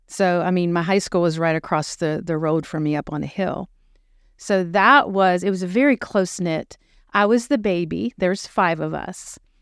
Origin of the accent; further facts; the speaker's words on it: Uniontown, Pennsylvania, United States; moved away as an adult; also born or lived in Charleston, South Carolina; now in Dickson, United States; I am a native of Western Pennsylvania, which is all things Pittsburgh. And I grew up in a small town, Union Town.